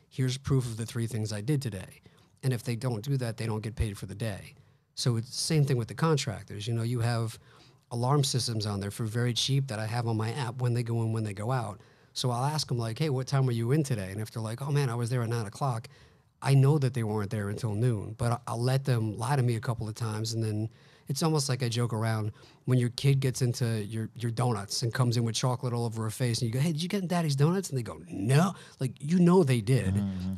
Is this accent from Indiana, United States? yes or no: no; Long Island, New York, United States; Yeah, I grew up in Long Island, moved to Manhattan for a little bit, but for the most part, like a Long Island guy.